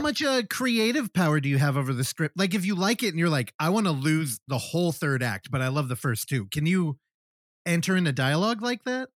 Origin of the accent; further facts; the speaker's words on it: San Francisco Bay Area, California, United States; I'm from a couple miles away